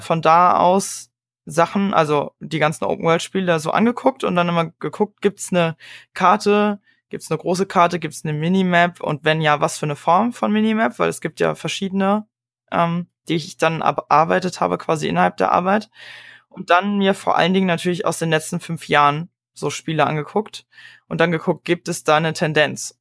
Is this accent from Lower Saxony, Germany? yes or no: no; Berlin, Germany; ich komme ja aus Berlin